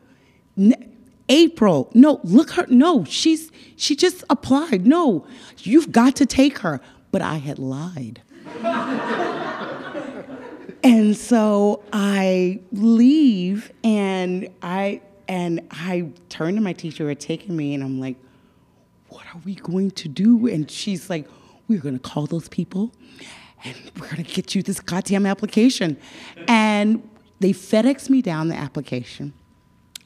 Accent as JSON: {"language": "English", "town": "Dallas", "region": "Texas", "country": "United States", "moved": "as an adult", "lives_now": "New York, United States", "said": "I am from Dallas"}